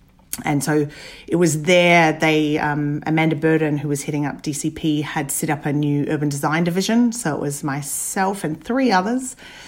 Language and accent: English; Papua New Guinea; also born or lived in Dunedin, New Zealand; born and brought up in Papua New Guinea and then Dunedin in New Zealand. I finished school and ended up kind of wavering between engineering and architecture.